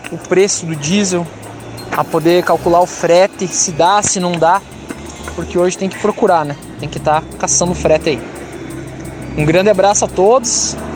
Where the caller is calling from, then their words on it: Campina Grande do Sul, Paraná, Brazil; sou de Campina Grande do Sul, Paraná.